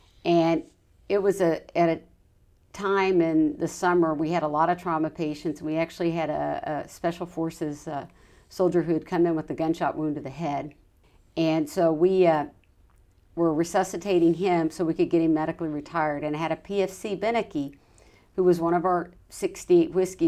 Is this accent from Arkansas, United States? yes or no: yes; Arkansas, United States; also born or lived in Texas; I was from Arkansas originally, but I was a Texas resident now.